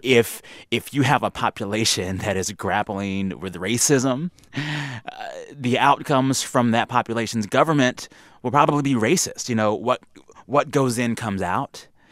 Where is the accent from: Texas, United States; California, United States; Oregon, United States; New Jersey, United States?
Texas, United States; South; I grew up in South Texas